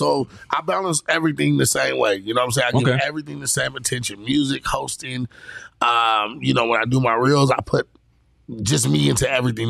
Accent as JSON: {"language": "English", "town": "San Diego", "region": "California", "country": "United States", "tie": "born or raised there", "said": "I'm from the East, though. You know what I'm saying? So I grew up on the east side of town."}